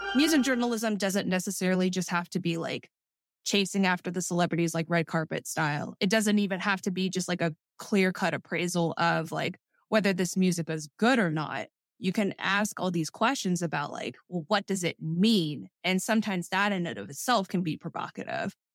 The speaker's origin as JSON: {"language": "English", "area": "Montgomery County and Frederick County", "region": "Maryland", "country": "United States", "tie": "born or raised there", "also_born_or_lived": "Gaithersburg, Maryland", "moved": "as an adult", "lives_now": "Atlanta, United States", "said": "I moved to Atlanta from Montgomery County and Frederick County, Maryland. I spent my whole childhood there"}